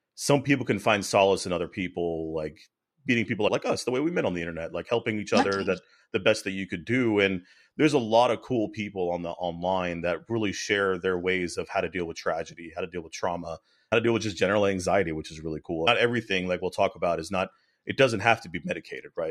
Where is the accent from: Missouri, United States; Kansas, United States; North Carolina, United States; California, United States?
North Carolina, United States; moved away; so I went to Carolina, so I'm from North Carolina originally